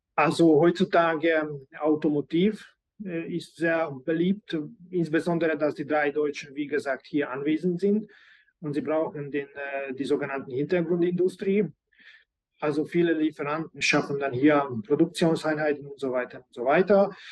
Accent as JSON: {"language": "German", "region": "Budapest", "country": "Hungary", "tie": "born or raised there", "also_born_or_lived": "Germany", "said": "ich bin ein gebürtiger Ungar, bin ich in Budapest äh, geboren und überwiegend auch hier gelebt"}